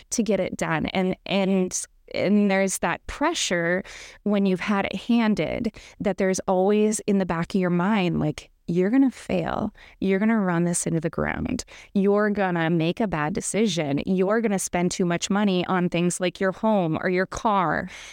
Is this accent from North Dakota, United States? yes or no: yes; Minot, North Dakota, United States; I grew up in Minot, North Dakota